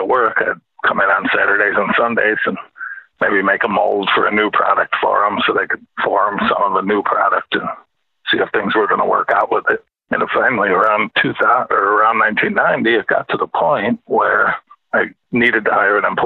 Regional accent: Williams Bay, Wisconsin, United States; moved away as an adult; also born or lived in Alabama / Chicago area; I grew up in Williams Bay, Wisconsin

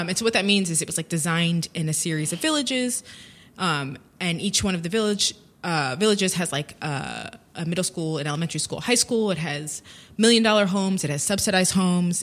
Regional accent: United States; moved away as an adult; as an American

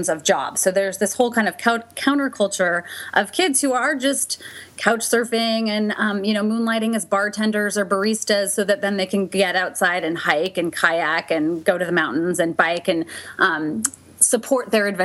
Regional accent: Gainesville, Florida, United States; I was born in Gainesville

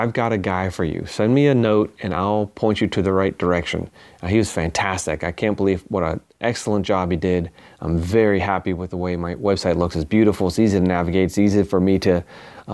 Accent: Long Island, New York, United States; I grew up in New York on the other end of New York on Long Island

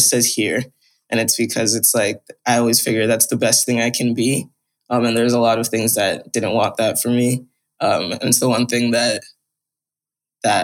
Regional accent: New York, United States; I live in New York. I'm from New York.

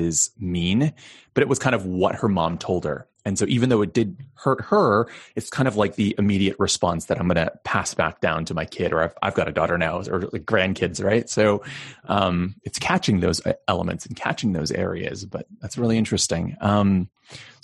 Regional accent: United States; being Chinese American

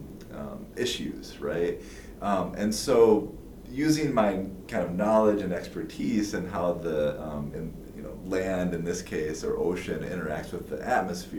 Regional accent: Lake Geneva, Wisconsin, United States; moved away as an adult; also born or lived in Madison, Wisconsin; now in Kansas, United States; I'm originally from Wisconsin

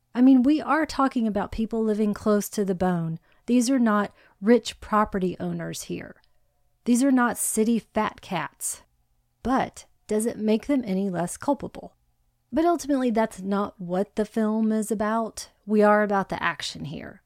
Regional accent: Hawaii, United States; I was born in Hawaii

